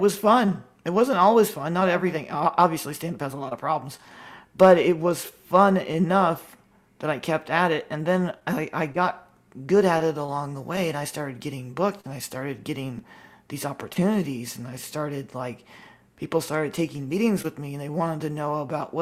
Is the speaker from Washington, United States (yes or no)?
yes; Washington, United States; I was born in Washington, liberal state